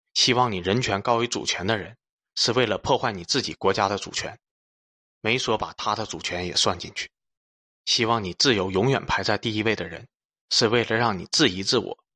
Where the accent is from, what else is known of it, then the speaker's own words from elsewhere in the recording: China; 我至少是个更喜欢中国的中国人